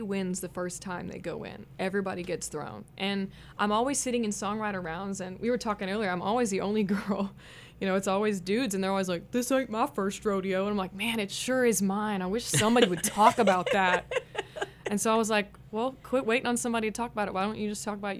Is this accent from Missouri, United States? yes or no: yes; Kansas City, Missouri, United States; Kansas City